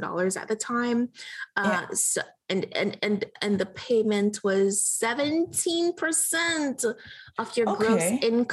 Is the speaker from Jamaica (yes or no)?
yes; Jamaica; now in United States; I grew up in Jamaica, and we struggled